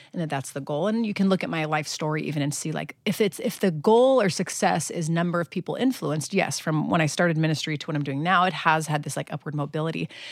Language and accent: English; Long Beach, California, United States; small enough church in my hometown, Arboroath Church in Long Beach, California